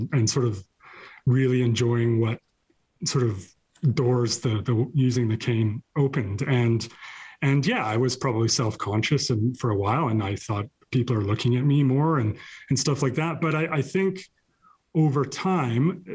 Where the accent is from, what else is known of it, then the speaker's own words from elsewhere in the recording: Cranbrook, British Columbia, Canada; the small town I grew up in Cranbrook, in southeast corner of British Columbia